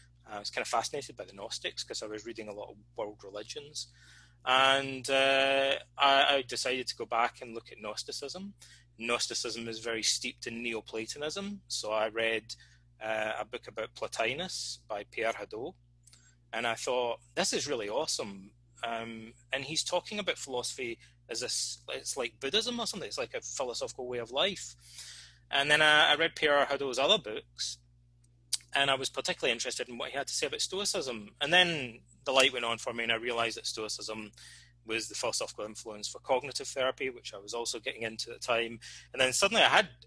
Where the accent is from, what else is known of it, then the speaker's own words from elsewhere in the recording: Alloway, Scotland, United Kingdom; Freemasonry is very popular in Scotland, or it was when I was a kid anyway, and particularly in my hometown, because it's the birthplace of Robert Burns, the national bard